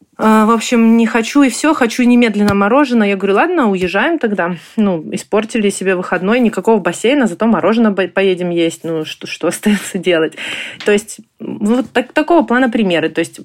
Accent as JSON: {"language": "Russian", "country": "Ukraine", "moved": "as an adult", "lives_now": "Germany", "said": "Мы из Украины. Мы приехали в Германию в феврале прошлого года"}